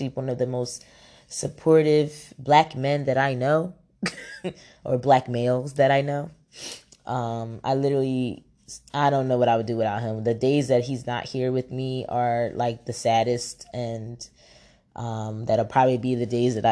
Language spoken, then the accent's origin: English; Camden, New Jersey, United States; also born or lived in Philadelphia, Pennsylvania; now in Atlanta, United States; I'm located in Atlanta, Georgia right now, but I come from Jersey, is where I was born and raised in Camden.